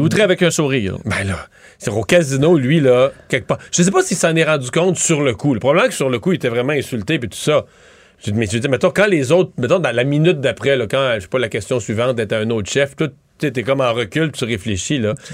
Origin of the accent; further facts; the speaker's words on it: Quebec, Canada; en tant que Québécois